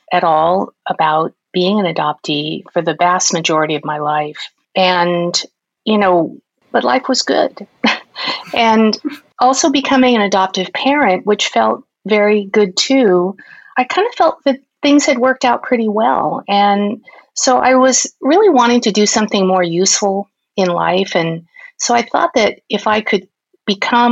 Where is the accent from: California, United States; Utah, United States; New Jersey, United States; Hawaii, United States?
California, United States; Los Angeles; also born or lived in New Orleans, Louisiana; I was born in New Orleans in Louisiana. And hence, at that time, they looked far and wide to find a Chinese family for me to join. So I was adopted there, and then quite quickly we came to California. And so I was raised in California